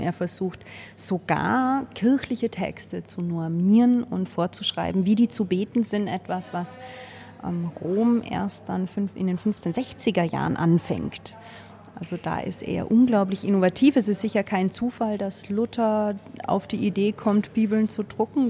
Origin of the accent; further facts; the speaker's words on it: Austria; als Österreicher läuft man durch die Welt